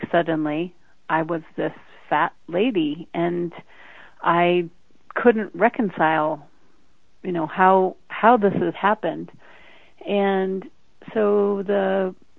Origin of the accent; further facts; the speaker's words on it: Denver, Colorado, United States; I grew up in Denver, Colorado